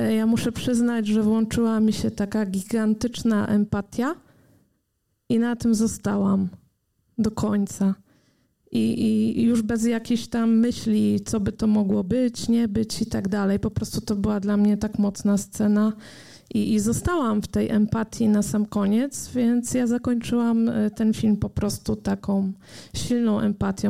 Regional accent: Poland; nas, Polaków

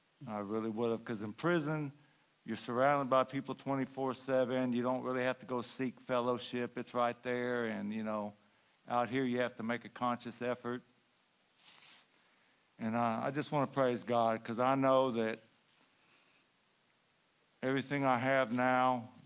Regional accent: Huntsville, Texas, United States; I'm from Huntsville, Texas.

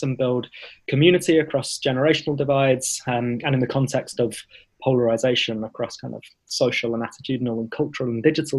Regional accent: London, United Kingdom; the community that I was born and raised in North London

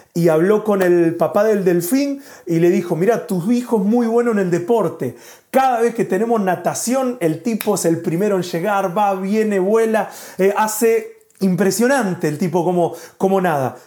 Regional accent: Argentina; moved away as an adult; now in Spain; somos de Argentina, pero hace un año y cinco meses que estamos viviendo acá en España

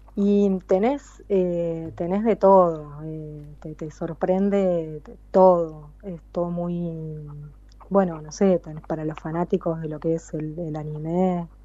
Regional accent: Argentina; moved away as an adult; now in Moriya, Japan; yo soy muy argentina

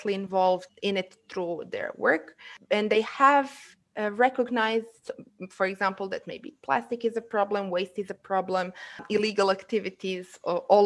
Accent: Ulcinj, Ulcinj Municipality, Montenegro; English is a second language; moved away as an adult; now in Podgorica, Montenegro; I'm from Olcin, from the Montenegrin seaside, currently living in Podgorica, the capital city.

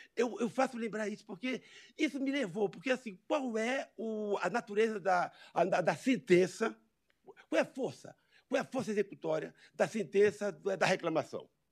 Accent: Amazon, Brazil; Eu venho lá da Amazônia. Né? Eu, eu, saio da minha, da minha floresta

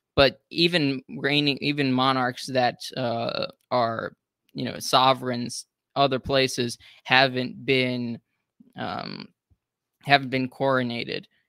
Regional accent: United States; as an American

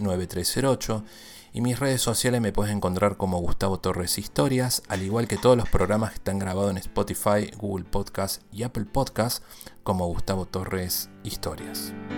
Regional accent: Córdoba, Argentina; now in Tijuana, Mexico; soy cordobés

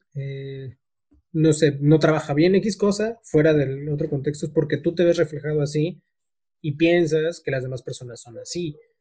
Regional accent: Mexico; nosotros como, como mexicanos

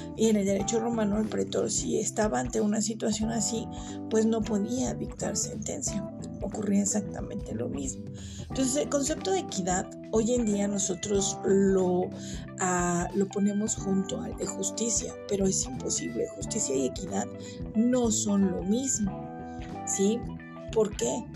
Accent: Mexico; nosotros como, como ciudadanos mexicanos o como personas mexicanas

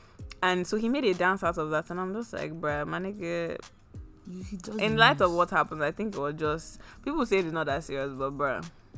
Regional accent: Buckingham, South East England, United Kingdom; You know, I grew up in Buckingham.

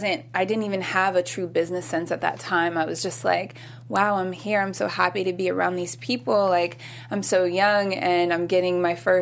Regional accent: Long Beach, California, United States; I'm originally from Long Beach

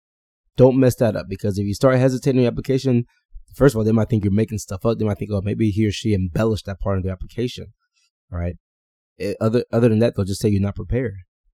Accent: Houston, Texas, United States; I grew up outside of Houston, Texas.

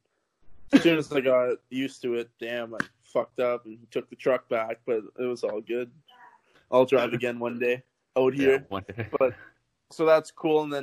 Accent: Canada; I'm from Canada.

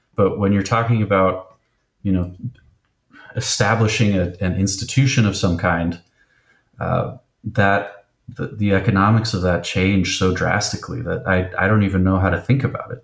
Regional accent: Bay Area, California, United States; growing up in the Bay Area, being so close to Berkeley and San Francisco

